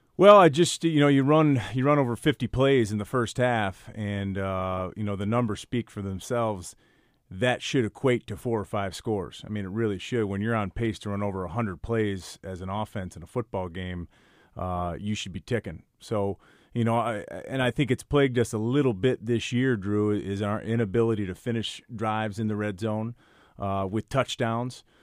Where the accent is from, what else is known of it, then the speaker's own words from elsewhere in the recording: Midwest, United States; moved away as an adult; also born or lived in Michigan; now in Yonkers, United States; my family and I, we're from the Midwest